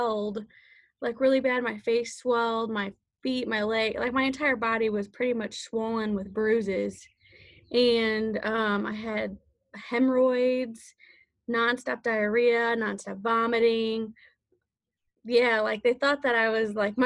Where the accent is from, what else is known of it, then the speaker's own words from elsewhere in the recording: St. Louis, Missouri, United States; I grew up in St. Louis, Missouri